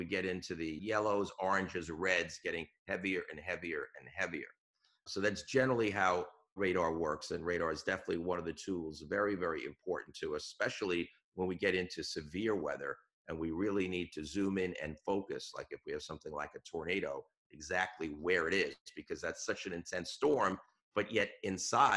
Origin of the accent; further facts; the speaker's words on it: New York, United States; moved away as an adult; now in New England, United States; I'm from New York originally